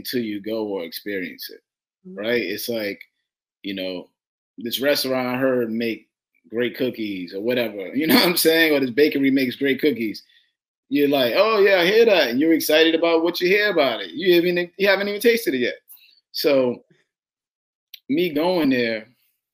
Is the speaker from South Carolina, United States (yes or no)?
no; New York City, New York, United States; I'm from Brooklyn